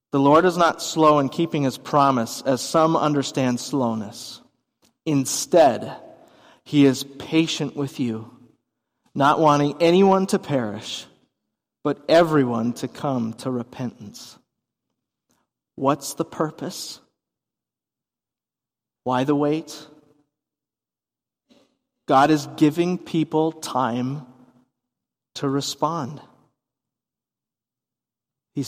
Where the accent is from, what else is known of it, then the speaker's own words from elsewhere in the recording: Minnesota, United States; as a Minnesotan